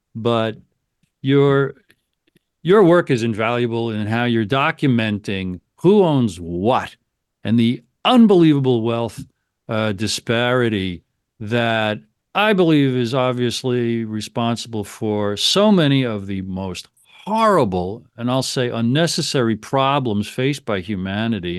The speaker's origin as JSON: {"language": "English", "country": "United States"}